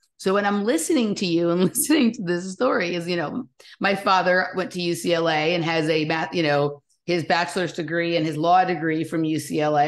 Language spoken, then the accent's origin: English; Los Angeles, California, United States; moved away as an adult; also born or lived in Chatsworth / New York / Arizona / Malibu; I grew up in Los Angeles